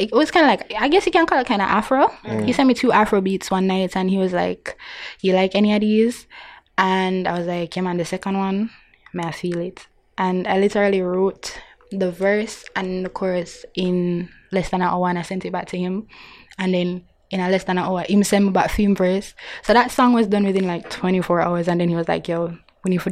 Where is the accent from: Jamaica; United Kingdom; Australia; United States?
Jamaica; being Jamaican